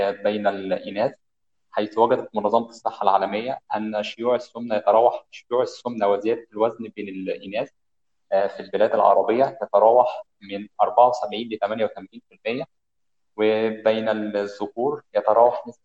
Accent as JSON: {"language": "Arabic", "region": "Monufia Governorate", "country": "Egypt", "said": "من مصر خاصه من المنوفيه"}